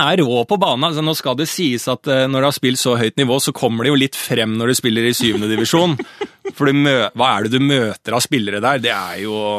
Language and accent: Norwegian; Bærum, Akershus, Norway; jeg er selv fra Bærum